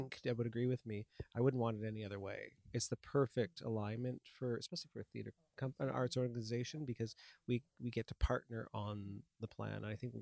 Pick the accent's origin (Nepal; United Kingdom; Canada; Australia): Canada; London, Ontario; moved away as an adult; also born or lived in West Coast; I grew up here in London